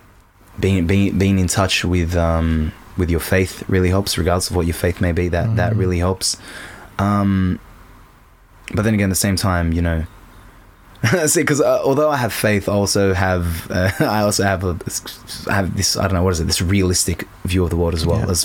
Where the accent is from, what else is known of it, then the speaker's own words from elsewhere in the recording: Australia; I'm an Aussie too